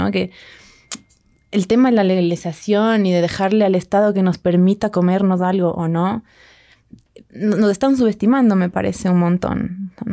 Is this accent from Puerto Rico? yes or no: no; Ambato, Tungurahua, Ecuador; De Ambato.